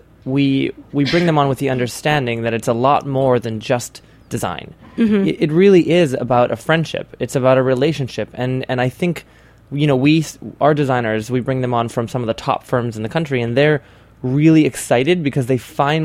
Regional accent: Hawaii, United States; now in New York, United States; I grew up in Hawaii, and I was born and raised on the beach.

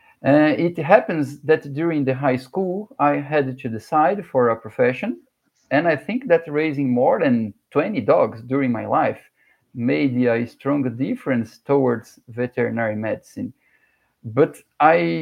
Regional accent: Guarulhos, São Paulo, Brazil; I was born in São Paulo City, the biggest city in Brazil, a 12 million people city, but I was raised in Guarulhos

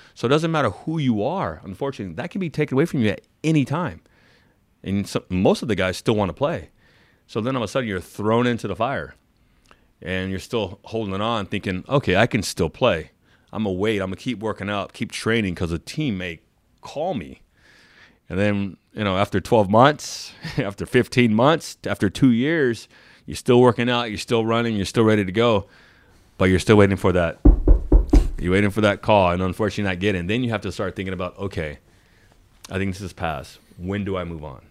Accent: San Diego, California, United States; I'm born and raised in San Diego. I grew up watching the Chargers.

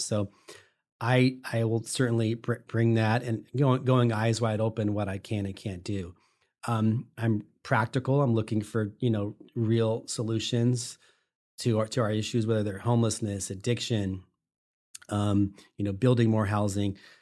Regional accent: Sacramento, California, United States; I'm from Sacramento. I grew up here

